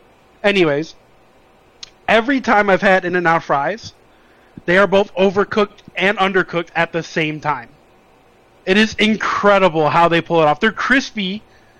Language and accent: English; Chicago, Illinois, United States; moved away as an adult; also born or lived in Las Vegas; I grew up in Chicago